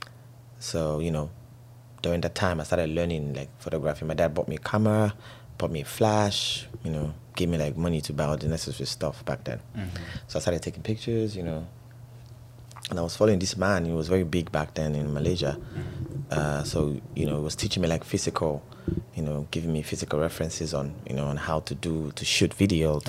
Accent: Nigeria; I'm from West Africa, Nigeria.

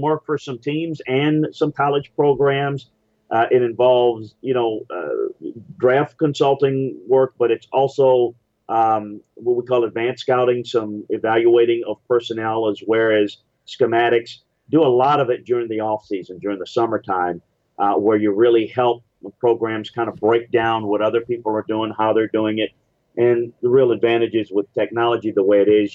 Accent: Louisiana, United States; moved away as an adult; also born or lived in Cleveland / Houston / Tennessee; I moved back in the early 2000s when my dad got sick and um, and it just back home to Louisiana

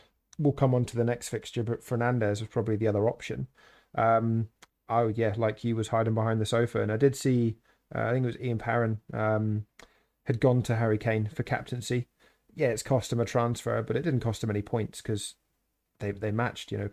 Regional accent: Scotland, United Kingdom; Being a Scot

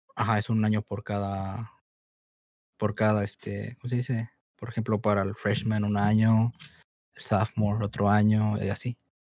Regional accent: Mexico; now in Chicago, United States; nací aquí, en Estados Unidos, Chicago pero pues me crié en México

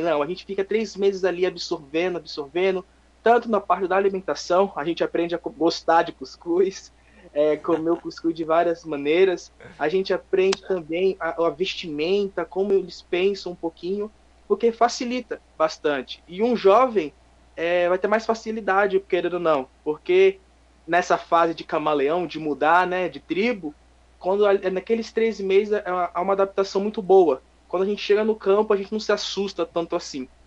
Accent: Guarujá, São Paulo, Brazil; moved away as an adult; now in Bom Jesus da Lapa, Brazil; Eu sou natural lá de Guarujá, é, litoral do estado de São Paulo.

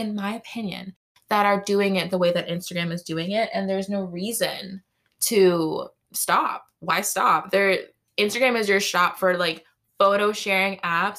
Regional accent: Massachusetts, United States; We're all from Mass here.

